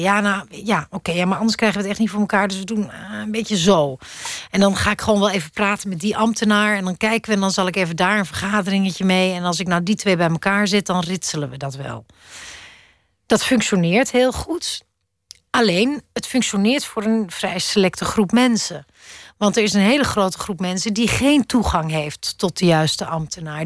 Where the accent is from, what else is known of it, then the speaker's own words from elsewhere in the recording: Netherlands; moved away as an adult; also born or lived in Amsterdam; now in Brussels, Belgium; als Nederlander